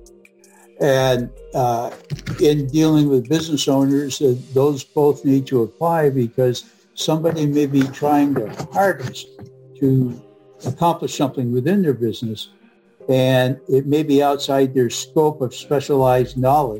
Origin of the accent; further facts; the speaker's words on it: New England, United States; moved away as an adult; also born or lived in New York State; now in Michigan, United States; I'm originally from New England